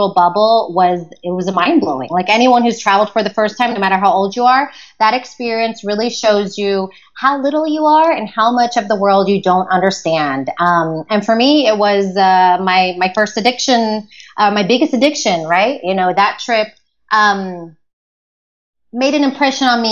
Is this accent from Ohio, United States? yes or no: no; Houston, Texas, United States; moved away as an adult; also born or lived in West Virginia; now in Spain; Growing up in Houston, Texas is where I spent my childhood